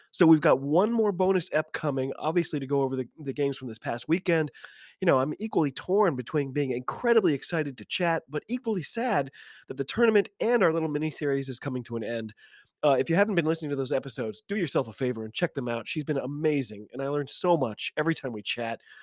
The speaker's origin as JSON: {"language": "English", "country": "United States", "said": "I'm an American rugby fan"}